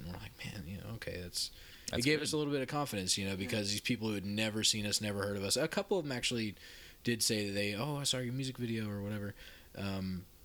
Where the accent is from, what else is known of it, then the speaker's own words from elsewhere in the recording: Florida, United States; also born or lived in Georgia; now in San Antonio, United States; I'm from Florida originally, and I played in a couple bands there